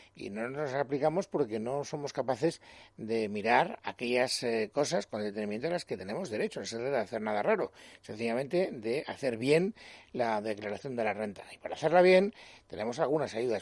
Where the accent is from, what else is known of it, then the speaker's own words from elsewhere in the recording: Spain; como los españoles